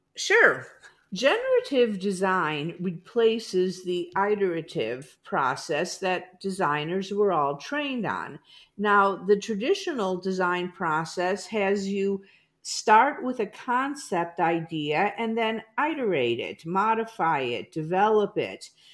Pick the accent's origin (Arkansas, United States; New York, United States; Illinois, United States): Illinois, United States; Chicago suburbs; moved away as an adult; also born or lived in Iowa; now in Overland Park, Kansas, United States; I grew up in the Chicago suburbs